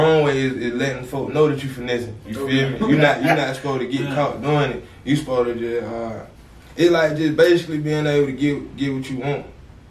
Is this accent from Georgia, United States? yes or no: yes; Atlanta, Georgia, United States; also born or lived in Miami, Florida; I'm from Atlanta, for real, but I was born in Miami, but I moved here, you know, I'm from Atlanta.